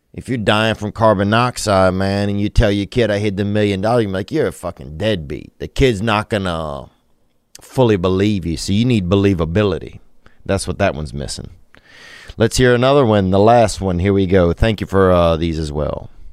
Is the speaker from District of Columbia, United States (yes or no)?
no; Louisiana, United States; I'm from Louisiana